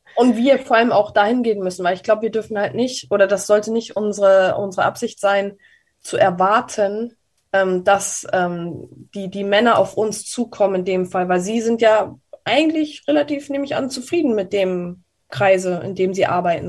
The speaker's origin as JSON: {"language": "German", "country": "Germany", "said": "bei uns in Deutschland"}